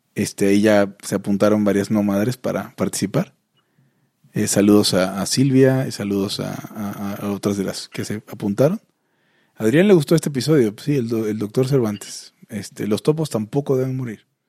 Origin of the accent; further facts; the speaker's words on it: Mexico; soy de México